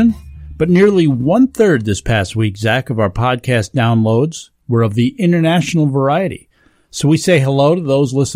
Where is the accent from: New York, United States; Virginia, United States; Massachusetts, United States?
New York, United States; the Catskills; growing up in the Catskills